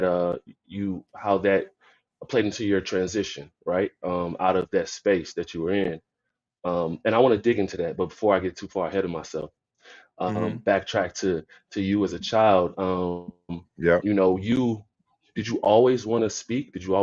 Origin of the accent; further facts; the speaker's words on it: Florida, United States; I grew up in Florida